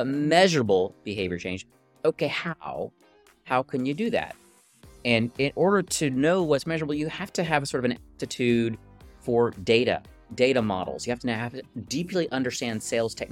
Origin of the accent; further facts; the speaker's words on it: Texas, United States; I'm from Texas. I'm in a little town called Dripping Springs outside of Austin